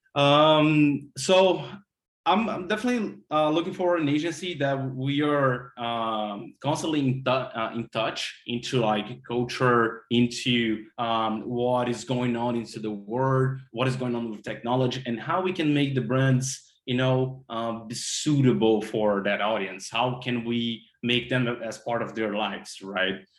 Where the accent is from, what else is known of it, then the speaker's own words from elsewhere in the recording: Brazil; moved away as an adult; now in Miami, United States; I had to went back to my home country brazil